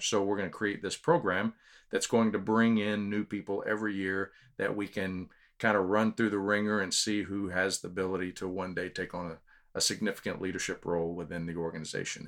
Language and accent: English; Houston, Texas, United States; also born or lived in Corpus Christi, Texas; now in San Antonio, United States; we lived in Houston until I was twelve, but we moved to San Antonio